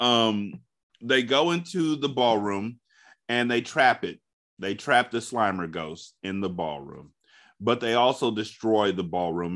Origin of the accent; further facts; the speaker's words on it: California, United States; I'm from California.